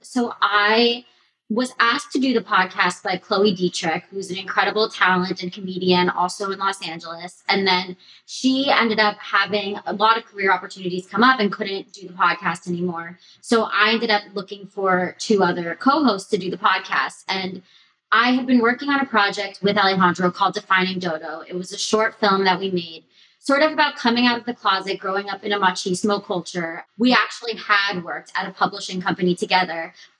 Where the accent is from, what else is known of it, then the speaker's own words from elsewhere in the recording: England, United Kingdom; also born or lived in Botswana; now in United States; I'm from Botswana, grew up in England, moved to America 12 years ago.